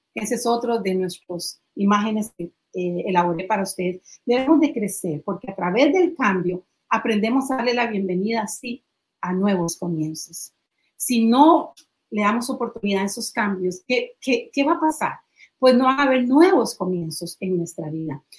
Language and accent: Spanish; Costa Rica; decimos en Costa Rica